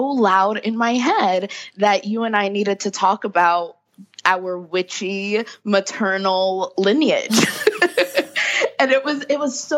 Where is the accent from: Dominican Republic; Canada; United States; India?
Dominican Republic; I'm Dominican from the Dominican Republic